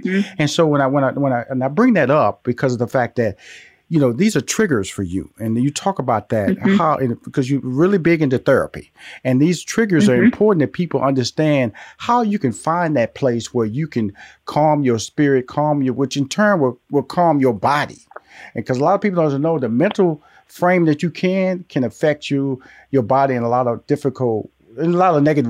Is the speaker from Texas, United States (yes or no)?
yes; Houston, Texas, United States; So I was born in Houston, Texas, went to high school, went to college there, got married in Houston, Texas. So Texas is my birth state and my lifestyle state.